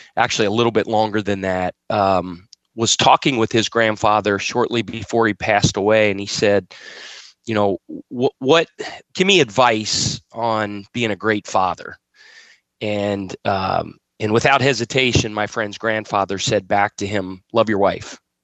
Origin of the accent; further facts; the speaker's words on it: Cincinnati, Ohio, United States; also born or lived in Wyoming / Winston-Salem, North Carolina / Rock Hill, South Carolina; now in Charleston, United States; I eat, sleep, and drink the Cincinnati Reds and the Cincinnati Bengals. Um, that's my hometown